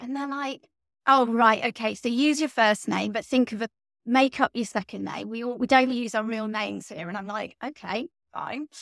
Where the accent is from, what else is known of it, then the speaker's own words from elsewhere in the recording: Stratford-upon-Avon, West Midlands, United Kingdom; moved away; I am English, from right in the middle of England, a little town called Stratford-upon-Avon